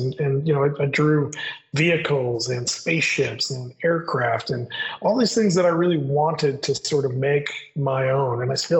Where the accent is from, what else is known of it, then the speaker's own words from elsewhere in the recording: Midwest, United States; But I grew up in the Midwest.